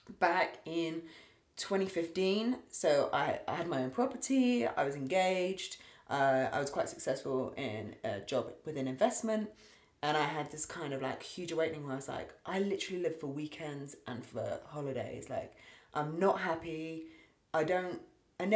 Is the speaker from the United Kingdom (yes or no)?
yes; Berkshire, west of London, South East England, United Kingdom; also born or lived in United States; I've grown up and lived in the same area